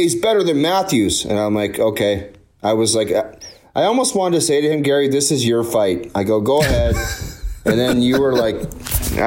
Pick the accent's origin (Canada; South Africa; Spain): Canada; Ontario; I grew up as a young kid in Ontario